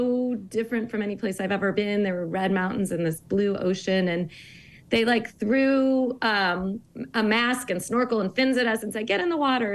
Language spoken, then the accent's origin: English; St. Louis, Missouri, United States; I grew up really landlocked in Missouri and St. Louis